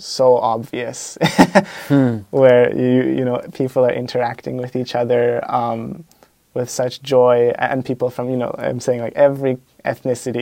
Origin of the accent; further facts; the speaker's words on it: Canada; I came from Canada